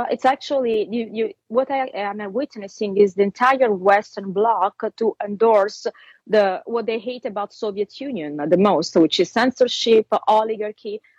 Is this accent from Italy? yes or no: yes; Italy; accent: Italian; English is a second language; my Italian accent